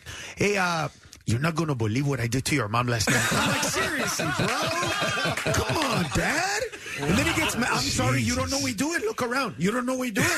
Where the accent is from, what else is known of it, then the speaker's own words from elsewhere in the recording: Honduras; I'm from Honduras